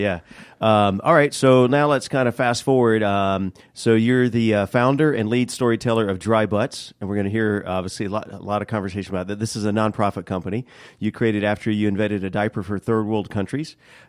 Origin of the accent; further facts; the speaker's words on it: Leesburg, Florida, United States; In Leesburg, yeah. I usually say near Orlando.